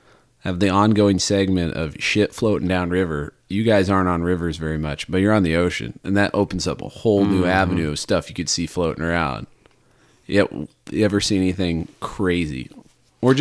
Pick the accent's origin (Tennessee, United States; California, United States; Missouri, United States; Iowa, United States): Iowa, United States; I'm from Iowa, and I have to go back in a few weeks.